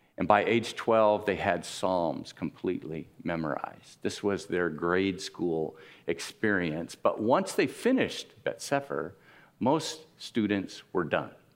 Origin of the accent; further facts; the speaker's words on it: Miami, Florida, United States; I grew up in Miami